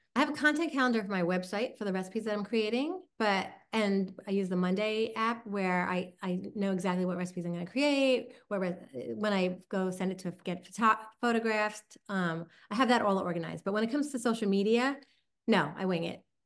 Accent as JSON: {"language": "English", "area": "Long Island", "region": "New York", "country": "United States", "accent": "Long Island", "said": "my Long Island accent"}